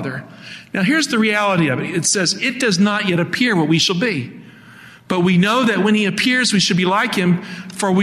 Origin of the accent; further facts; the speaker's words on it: Appalachia, United States; I grew up in Appalachia